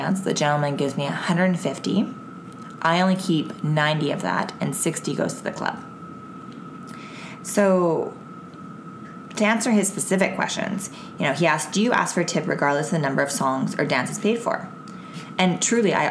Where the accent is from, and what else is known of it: Canada